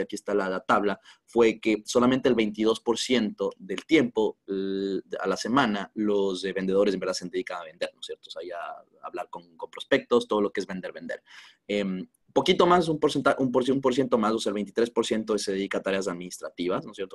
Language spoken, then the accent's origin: Spanish; Quito, Pichincha, Ecuador; soy de Quito, en Ecuador